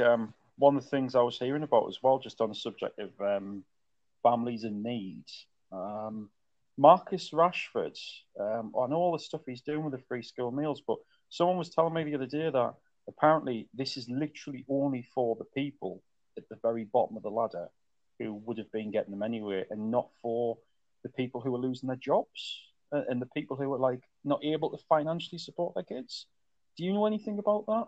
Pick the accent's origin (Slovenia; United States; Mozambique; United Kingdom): United Kingdom; as a Brit